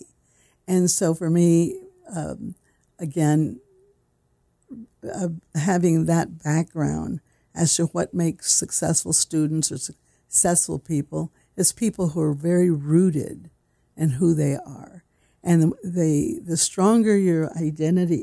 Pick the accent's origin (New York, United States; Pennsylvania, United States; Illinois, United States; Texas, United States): Texas, United States; San Antonio; I grew up in San Antonio, that is considered South Texas